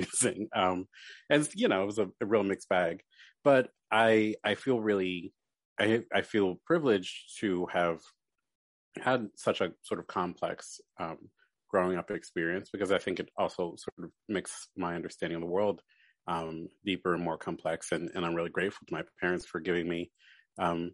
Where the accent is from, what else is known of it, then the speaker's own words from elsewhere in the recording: Baltimore, Maryland, United States; moved away as an adult; also born or lived in New York; now in Philadelphia, United States; I grew up in Baltimore, then went to school in New York, and then moved back to Baltimore